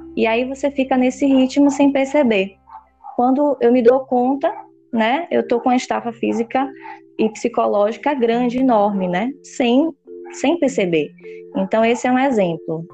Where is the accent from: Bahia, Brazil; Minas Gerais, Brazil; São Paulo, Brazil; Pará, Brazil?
Bahia, Brazil; Salvador; Nós somos de Salvador